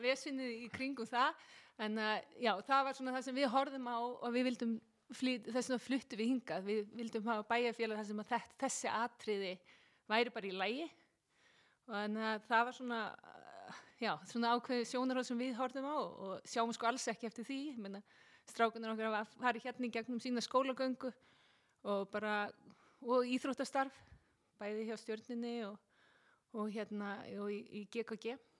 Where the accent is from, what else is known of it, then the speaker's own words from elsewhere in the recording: Seltjarnarnes, Capital Region, Iceland; Ég er alveg upp á Seltíðanesi